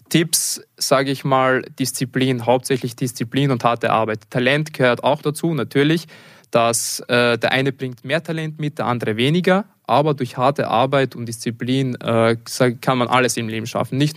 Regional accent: Leoben, Styria, Austria; Also ich bin ursprünglich aus Leoben und versuche auch so oft es geht, meine Familie zu besuchen.

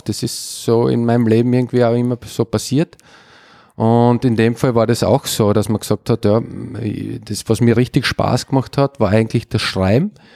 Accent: Upper Styria, Austria; now in Graz, Austria; ich bin aus der Obersteiermark zum GRK gewechselt in jungen Jahren

